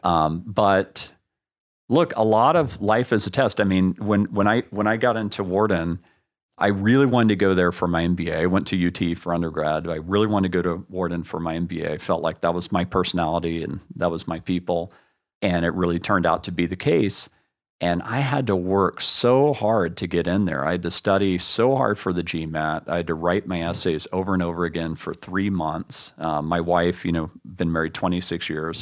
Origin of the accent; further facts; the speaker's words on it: Austin, Texas, United States; growing up in Austin